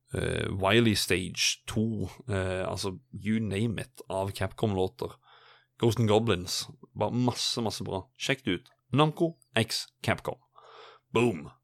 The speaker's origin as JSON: {"language": "Norwegian", "region": "Sørlandet", "country": "Norway", "said": "jeg er jo en sørlending."}